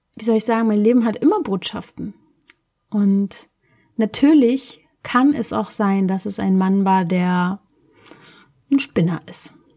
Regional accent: Berlin, Germany; ich komme aus Berlin

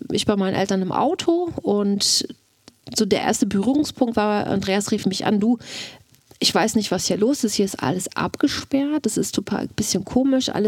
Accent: Mecklenburg-Vorpommern, Germany; now in Babenhausen, Germany; ich komme aus Mecklenburg.

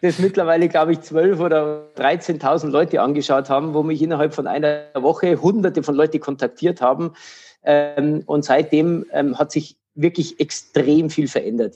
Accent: Regensburg, Bavaria, Germany; in Regensburg, meine Heimatstadt

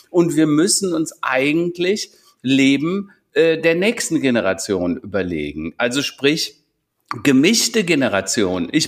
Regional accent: Strieven, North Rhine-Westphalia, Germany; now in Hennef, Germany; ich komme ja nicht hier aus Hennef, sondern aus Strieven, so ein äh, 200 Seelendorf tatsächlich, extrem behütet. Irgendwie war jeder war Onkel und Tante und alle kümmerten sich.

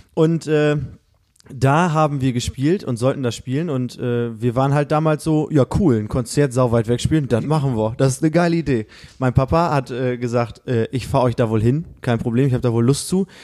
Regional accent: Osnabrück, Lower Saxony, Germany; Wir sagen so aus Osnabrück

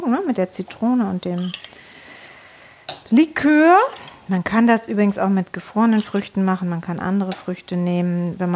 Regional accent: Netherlands; dann vermisse ich oft so äh, meine Heimat. Mhm. Ja, weil Holland ist auch wunderschön in, im Frühling.

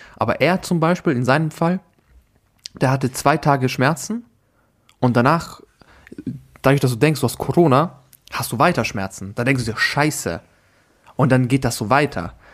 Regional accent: Austria; dass ich Österreicher bin

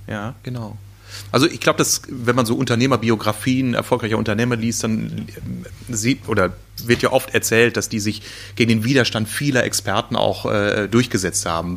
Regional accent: North Rhine-Westphalia, Germany; in meiner Heimat, äh, Ostwestfalen

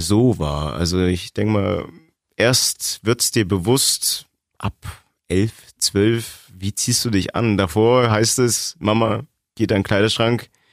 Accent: East Germany, Germany; now in Augsburg, Germany; bin Ossi

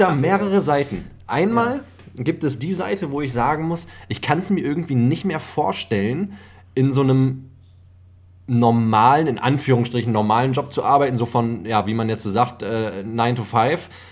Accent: Germany; hier bei uns in Deutschland

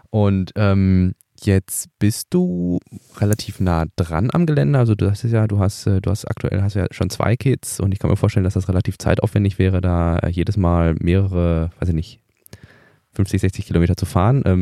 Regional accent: Eberswalde, Brandenburg, Germany; now in Grünheide, Germany; gebürtiger ja, genau. Eberswalde. Ja. Aber aus dem Land Brandenburg.

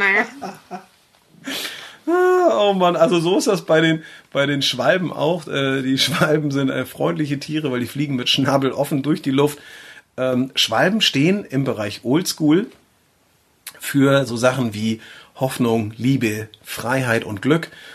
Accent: between Eckernförde and Schleswig, near Flensburg, Schleswig-Holstein, Germany; Wir, wir kommen ja aus der Gegend von Flensburg, also nahe der dänischen Grenze aufgewachsen äh, und äh, groß geworden bin ich so zwischen Eckernförde, Schleswig, ähm, so die Ecke, also so richtig typisch norddeutscher Bengel.

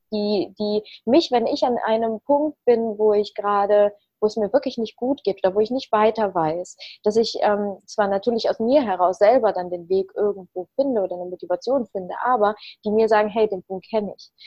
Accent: Leverkusen, North Rhine-Westphalia, Germany; also born or lived in Ukraine; in Leverkusen Obladen, da wo ich herkomme

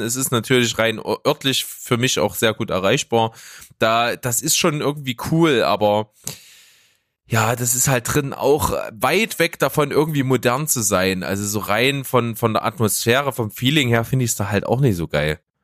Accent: Leipzig, Saxony, Germany; bei uns in Leipzig

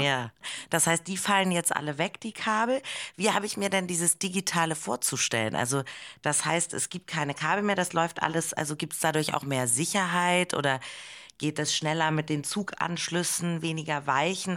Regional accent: Hamburg, Germany; moved away; also born or lived in Berlin; Ich komme aber aus Hamburg

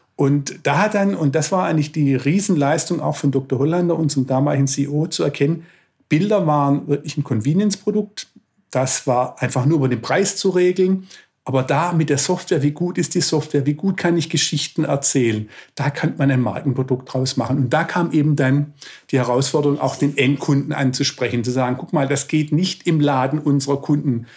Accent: Swabia, Germany; als Schwabe

